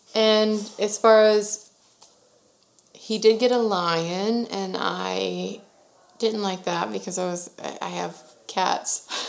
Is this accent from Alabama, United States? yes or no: no; Sugar Land, Texas, United States; born and raised in Sugar Land, Texas